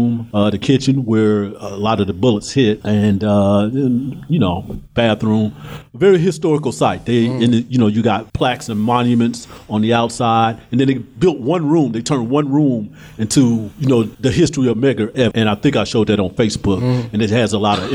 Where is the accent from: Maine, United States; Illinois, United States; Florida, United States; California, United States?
Illinois, United States; also born or lived in Mississippi; I grew up in Illinois, born and raised